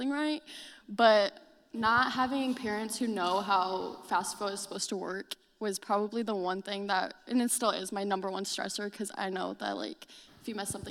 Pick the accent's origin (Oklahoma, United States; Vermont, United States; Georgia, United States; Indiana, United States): Indiana, United States; Elkhart; I'm a junior from Elkhart, Indiana